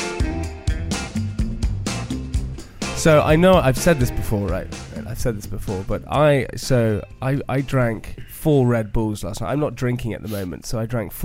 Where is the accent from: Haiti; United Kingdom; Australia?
United Kingdom; the Cotswolds, South West England; I grew up in the Cotswolds, which is not far from Gloucester.